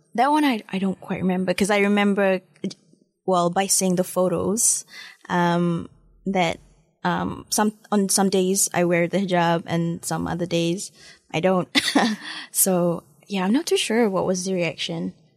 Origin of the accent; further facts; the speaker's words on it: Malaysia; also born or lived in Manchester, United Kingdom; now in Dunedin, New Zealand; I had quite fond memories, um, growing up in Malaysia